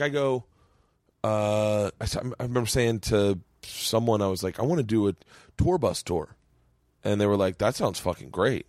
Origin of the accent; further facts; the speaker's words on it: Florida, United States; moved away; when I was a kid growing up in Florida